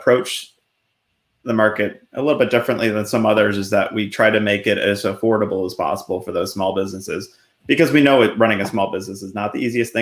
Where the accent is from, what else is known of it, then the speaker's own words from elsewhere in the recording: Buffalo, New York, United States; moved away as an adult; also born or lived in Delaware; now in Central Pennsylvania, United States; I grew up in Buffalo and joined the military, moved down to Delaware for a little bit when I was in the Air Force.